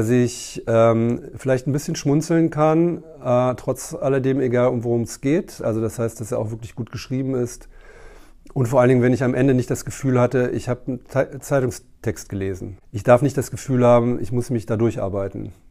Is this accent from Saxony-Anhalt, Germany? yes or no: no; Berlin, Germany; und ich ja als Berliner nicht geneigt bin, die zu verraten